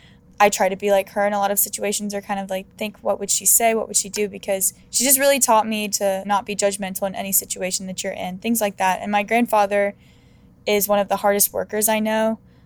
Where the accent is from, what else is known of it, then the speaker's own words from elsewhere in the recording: North Carolina, United States; also born or lived in Arizona / California; I was born in Arizona, and then around 3 years old, I moved to North Carolina. I went to 2 different schools during the time that I was in North Carolina. And then I moved to California and went to 2 different schools there.